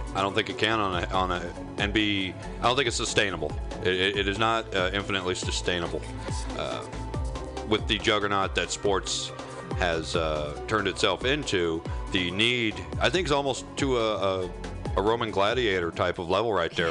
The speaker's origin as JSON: {"language": "English", "region": "Indiana", "country": "United States", "moved": "yes", "said": "I'm originally from Indiana"}